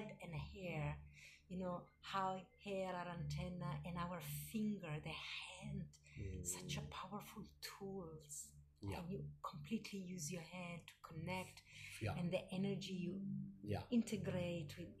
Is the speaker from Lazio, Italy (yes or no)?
no; Milan, Lombardy, Italy; moved away; my growing up in Milano